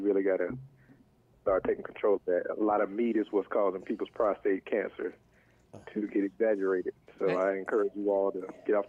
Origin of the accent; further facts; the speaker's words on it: the South, United States; now in Washington, D.C. area, United States; I'm from the South, so it's got to be land and space.